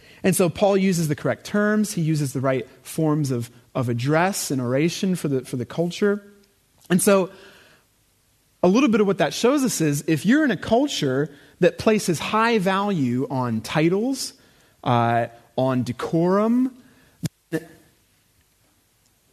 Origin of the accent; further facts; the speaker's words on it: United States; moved away; I am American